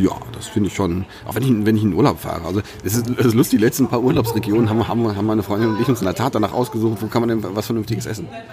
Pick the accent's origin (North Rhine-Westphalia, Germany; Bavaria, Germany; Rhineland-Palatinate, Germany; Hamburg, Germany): North Rhine-Westphalia, Germany; Sauerland; ich komme aus dem Sauerland